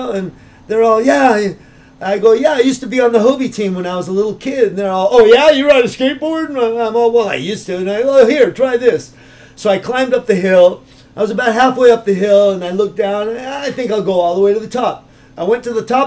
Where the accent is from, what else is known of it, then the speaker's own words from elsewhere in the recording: Los Angeles, California, United States; moved away as an adult; also born or lived in Santa Monica, California / San Diego, California; now in Larkspur, United States; Venice and Santa Monica my whole life.